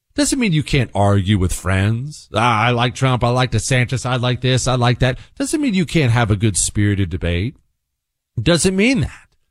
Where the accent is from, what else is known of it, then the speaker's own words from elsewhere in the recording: Bozeman, Montana, United States; moved away as an adult; also born or lived in Ohio; now in Texas, United States; we moved from Ohio to Bozeman, Montana when I was ten years old and I grew up in the mountains